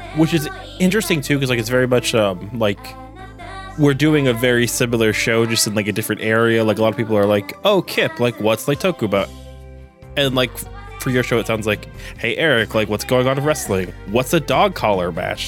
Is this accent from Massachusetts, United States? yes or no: yes; Boston, Massachusetts, United States; I'm from Boston